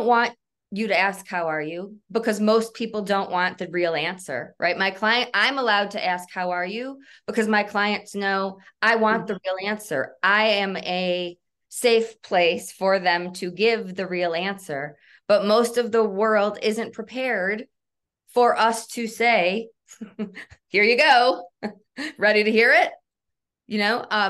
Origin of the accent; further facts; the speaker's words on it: Michigan, United States; now in Colorado, United States; I'm originally from Michigan.